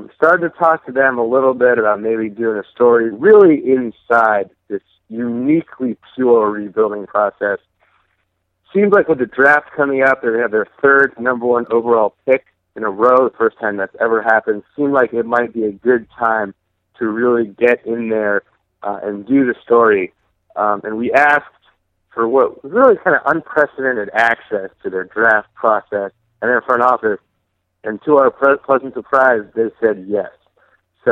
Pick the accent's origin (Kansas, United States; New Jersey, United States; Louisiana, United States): New Jersey, United States; I grew up in New Jersey, so I was well within WFAN reach.